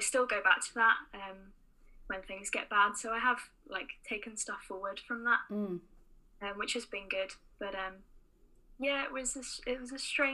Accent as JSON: {"language": "English", "town": "Oxford", "region": "South East England", "country": "United Kingdom", "moved": "as an adult", "lives_now": "Belfast, United Kingdom", "said": "I'm not from Northern Ireland, as you can probably tell from my accent. I'm originally from Oxford, so moved over for uni."}